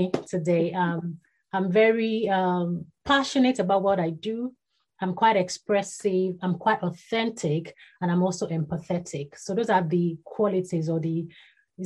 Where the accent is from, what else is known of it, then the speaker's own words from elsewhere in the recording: Ibadan, Oyo, Nigeria; was born and bred in Ibadan. That's in Nigeria.